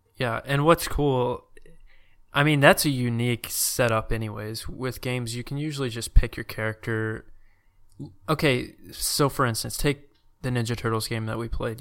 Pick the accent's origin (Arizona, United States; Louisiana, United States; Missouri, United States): Louisiana, United States; also born or lived in Arkansas; I'd say I'm from Louisiana if someone asked me